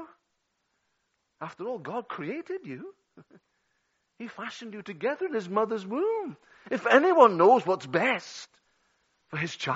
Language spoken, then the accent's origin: English; Liverpool, North West England, United Kingdom; 13 years of age in my hometown of Liverpool.